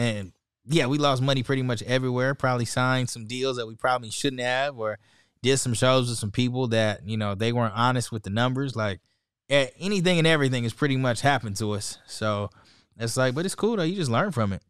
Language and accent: English; San Diego, California, United States; I'm from San Diego, California